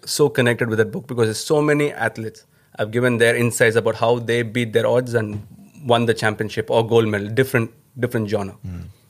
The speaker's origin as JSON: {"language": "English", "town": "Chennai", "region": "Tamil Nadu", "country": "India", "first_language": "Tamil", "second_language": "English", "said": "No, when I started, when I was coming from my hometown, Chennai."}